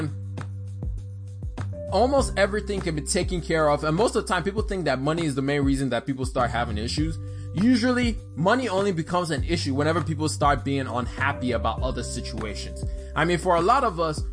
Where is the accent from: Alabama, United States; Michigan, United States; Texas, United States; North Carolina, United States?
Alabama, United States; I grew up in Alabama